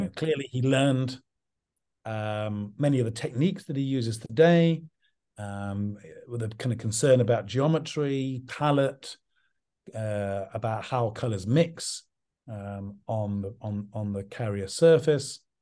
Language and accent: English; English countryside, England, United Kingdom; also born or lived in London; I grew up in the English countryside